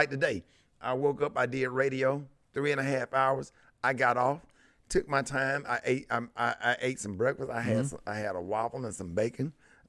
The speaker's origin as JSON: {"language": "English", "town": "Birmingham", "region": "Alabama", "country": "United States", "tie": "born or raised there"}